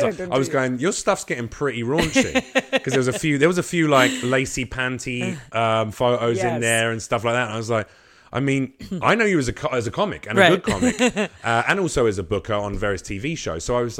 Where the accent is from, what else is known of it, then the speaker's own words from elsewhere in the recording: Arkansas, United States; I'm from Arkansas.